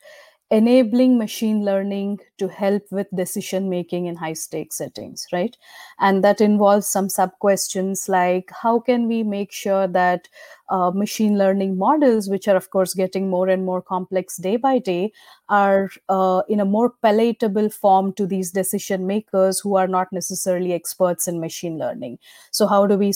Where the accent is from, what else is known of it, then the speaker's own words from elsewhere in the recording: India; moved away as an adult; now in United States; I come from India. I moved to the United States for my PhD in 2012. I have been working in machine learning since I was a student in India.